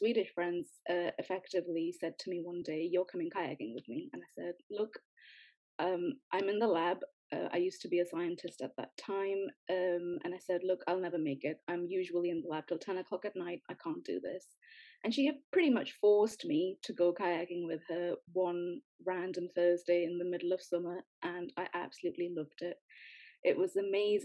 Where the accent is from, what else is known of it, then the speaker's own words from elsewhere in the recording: Newcastle upon Tyne, North East England, United Kingdom; moved away as an adult; also born or lived in Sweden; I'm from Newcastle, but because I'm brown-skinned, people always want to know, so I am Indian.